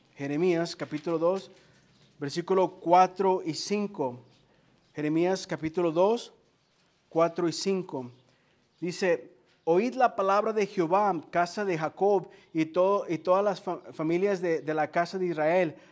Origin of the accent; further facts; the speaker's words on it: Guadalajara, Jalisco, Mexico; Yo soy, yo soy de Jalisco, ¿eh? De Guadalajara, Jalisco. Entonces yo sí soy tapatío.